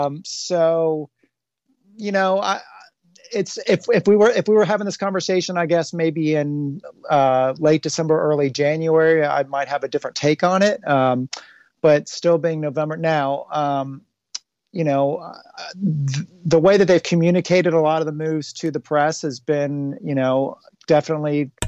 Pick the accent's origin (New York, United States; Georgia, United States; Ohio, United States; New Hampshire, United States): Ohio, United States; Cincinnati; from growing up in Cincinnati, my funk history, Cincinnati's funk history, it's, you know, it's not just the Reds. It's also like this whole musical history that we have here in Cincinnati.